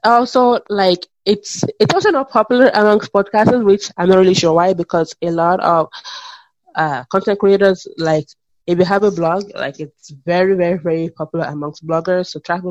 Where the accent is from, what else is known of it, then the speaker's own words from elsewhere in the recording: Canada; Because as a Canadian, I can see it already.